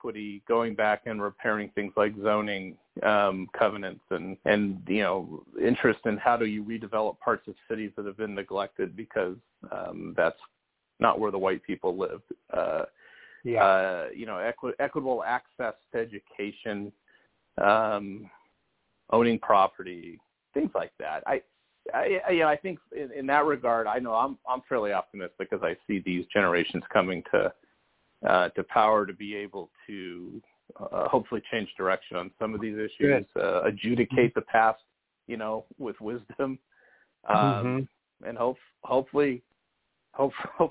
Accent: California, United States; I grew up in California. I don't have the Southern church roots

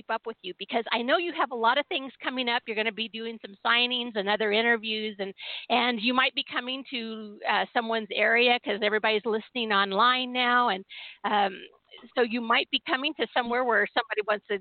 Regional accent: San Diego, California, United States; now in Seattle, United States; I was born and raised in San Diego, and then I'm a transplant from Seattle

